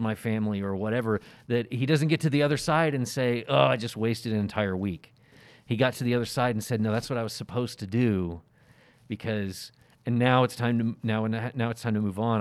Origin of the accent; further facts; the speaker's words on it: the Bible Belt, United States; growing up in the Bible Belt and in a Baptist church